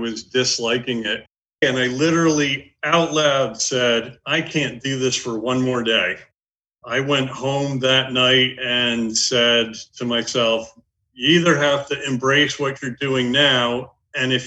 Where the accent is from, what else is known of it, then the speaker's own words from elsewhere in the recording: New England, United States; also born or lived in New York metro area; now in Cape Cod, United States; I am originally from New England